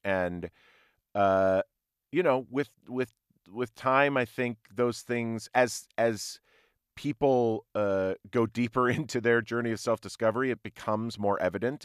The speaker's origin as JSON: {"language": "English", "region": "Minnesota", "country": "United States", "tie": "born or raised there", "also_born_or_lived": "Ohio", "said": "I was mostly raised in Minnesota"}